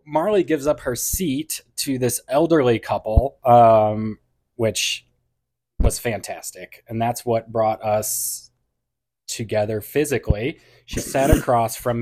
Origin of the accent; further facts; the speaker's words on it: St. Louis, Missouri, United States; now in Northwest Arkansas, United States; I'm from St. Louis, Missouri.